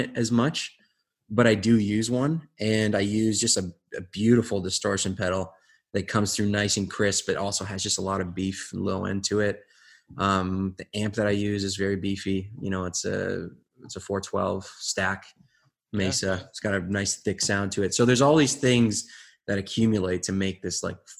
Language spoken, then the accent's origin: English; Windsor, Ontario, Canada; we're from Windsor